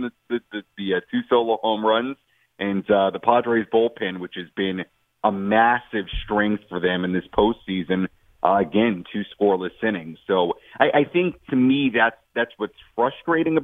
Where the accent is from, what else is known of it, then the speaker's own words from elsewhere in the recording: New York, United States; now in San Diego, United States; I grew up in New York and went to lots of Mets playoff games as a fan